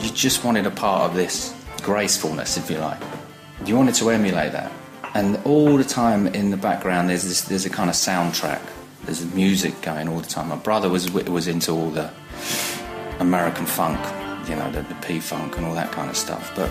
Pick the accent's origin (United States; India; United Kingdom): United Kingdom; East of England; I'm from Essex in England. I'm 49 years old tomorrow, and I'm a photographer.